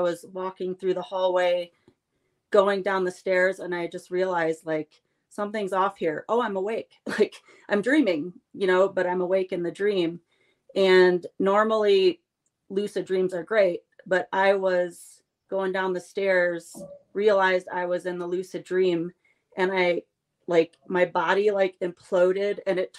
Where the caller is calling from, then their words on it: Colorado, United States; I'm in Colorado tonight.